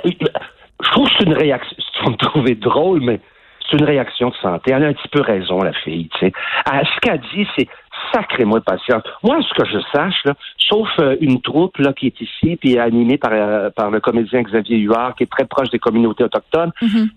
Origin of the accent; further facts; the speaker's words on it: Quebec, Canada; accent: Québécois; notre accent québécois